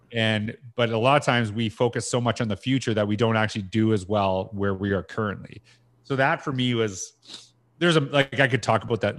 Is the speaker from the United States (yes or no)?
no; Canada; I'm Canadian